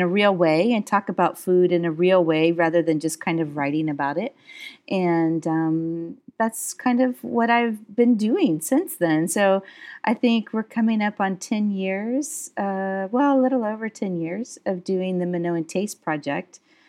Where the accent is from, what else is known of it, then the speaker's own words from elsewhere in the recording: United States; but I am from the United States, and I was one of those American kids that kind of grew up in various parts in the United States, but I come from Southern heritage.